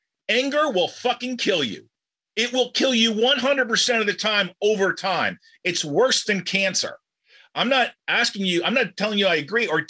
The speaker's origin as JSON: {"language": "English", "country": "United States", "said": "as an American watching Great Americans"}